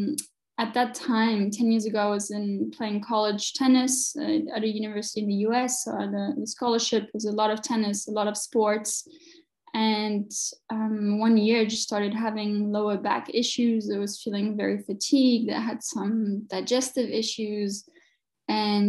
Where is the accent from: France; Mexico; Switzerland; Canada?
France; moved away as an adult; also born or lived in Chicago, United States / New York, United States / Connecticut, United States; now in Munich, Germany; I was born and raised in France, and then I did my studies in my university in the US, lived in Chicago for a bit